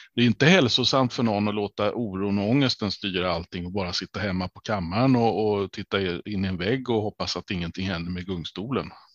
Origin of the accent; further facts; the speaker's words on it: Kalmar County, Sweden; jag som ölänning